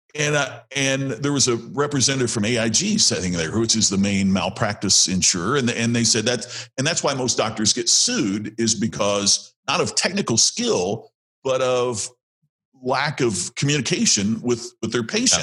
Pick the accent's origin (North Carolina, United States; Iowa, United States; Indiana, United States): Indiana, United States; I'm from Indiana where we play a lot of basketball